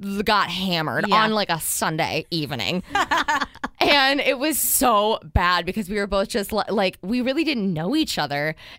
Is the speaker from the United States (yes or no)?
yes; Midwest, United States; moved away as an adult; also born or lived in Ohio; now in San Diego, United States; because I'm from the Midwest